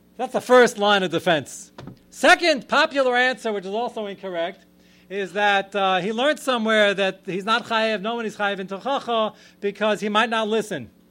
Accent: United States; I'm more American than anybody sitting here. I'm fifth generation American

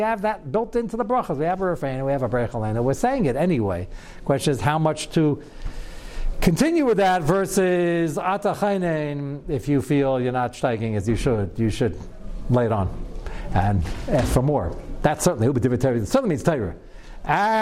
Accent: New York, United States; I'm a New Yorker

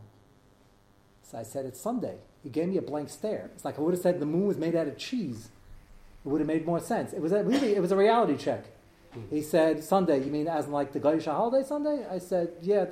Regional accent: United States; I'm more American than you. I'm here 5 generations already

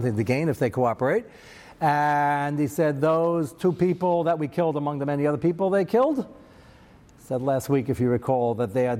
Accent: United States; I'm American

